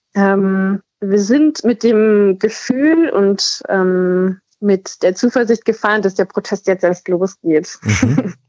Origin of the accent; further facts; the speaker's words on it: East Saxony, Germany; ich komme eher aus, also gebürtig aus Ostsachsen und äh, lebe jetzt am anderen Ende von Sachsen